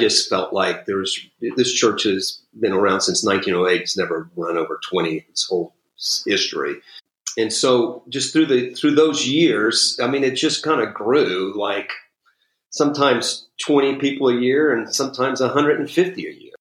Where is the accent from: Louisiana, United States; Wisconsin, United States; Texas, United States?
Louisiana, United States; New Orleans; moved away as an adult; also born or lived in Houston; I'm from New Orleans, did youth ministry in Houston